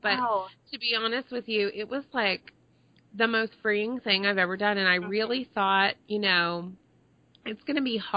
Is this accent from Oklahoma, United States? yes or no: no; Texas, United States; moved away; also born or lived in Connecticut; I'm from Texas originally.